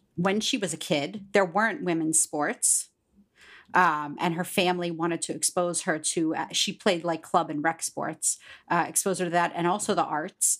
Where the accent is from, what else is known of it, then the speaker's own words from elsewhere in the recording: Pittsburgh, Pennsylvania, United States; moved away; also born or lived in Long Island, New York; I'm from Pittsburgh, Pennsylvania